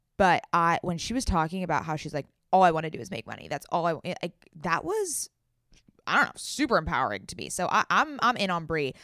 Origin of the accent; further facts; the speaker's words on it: San Diego, California, United States; moved away; I'm also from San Diego